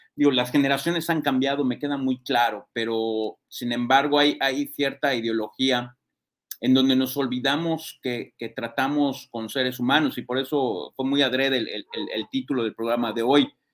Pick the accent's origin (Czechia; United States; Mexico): Mexico; nosotros como mexicanos